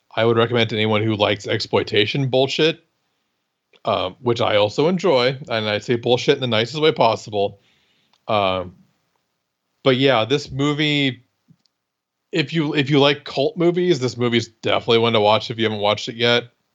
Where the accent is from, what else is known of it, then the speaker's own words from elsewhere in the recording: Iowa, United States; I'm from Iowa